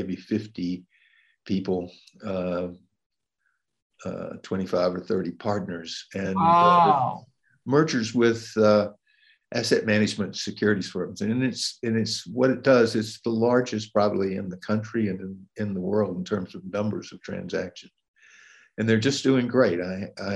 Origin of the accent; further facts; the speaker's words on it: Atlanta, Georgia, United States; moved away as an adult; I grew up in Atlanta, Georgia